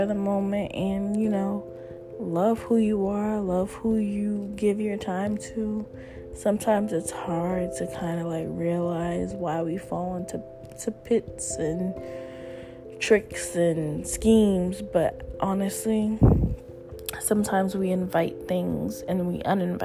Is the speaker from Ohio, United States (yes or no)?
no; Cambridge, Massachusetts, United States; my hometown, Cambridge, Massachusetts